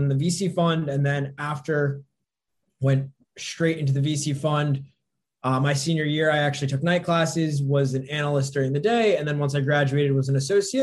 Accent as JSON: {"language": "English", "region": "northern New Jersey", "country": "United States", "tie": "born or raised there", "said": "grew up in northern New Jersey, kind of loved it"}